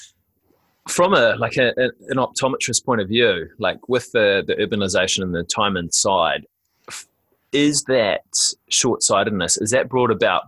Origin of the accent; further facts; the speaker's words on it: Auckland, New Zealand; I probably had a similar upbringing to you, living in kind of semi-rural New Zealand, a little bit out of a few towns. I was born in West Auckland